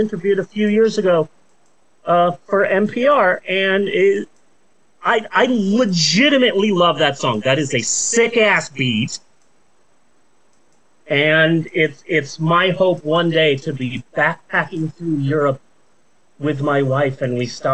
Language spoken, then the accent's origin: English; United States; as an American